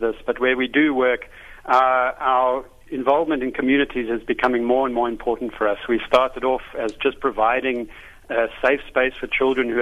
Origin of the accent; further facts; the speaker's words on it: South Africa; growing up in South Africa